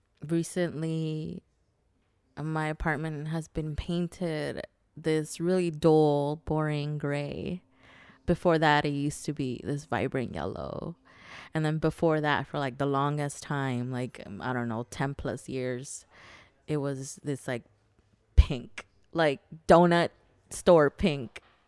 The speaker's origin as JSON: {"language": "English", "town": "Los Angeles", "region": "California", "country": "United States", "said": "I'm a student, poet, artist, lover, friend. And I'm from Los Angeles."}